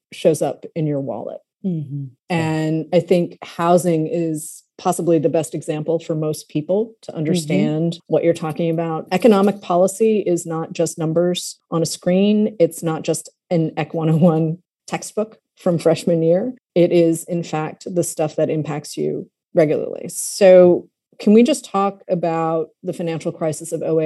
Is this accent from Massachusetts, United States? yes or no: yes; Massachusetts, United States; I grew up in Massachusetts